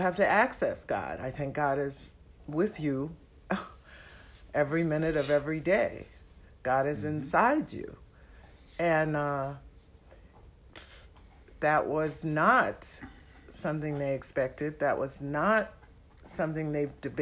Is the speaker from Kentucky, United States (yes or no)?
no; New York City, New York, United States; now in Twin Cities, United States; I'm from Manhattan, New York City